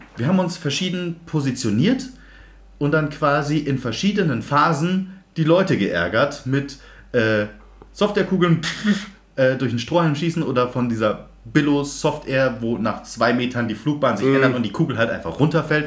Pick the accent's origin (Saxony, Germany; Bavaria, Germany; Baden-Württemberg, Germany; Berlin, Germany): Bavaria, Germany; Munich; ich bin, wie erwähnt, im Westend aufgewachsen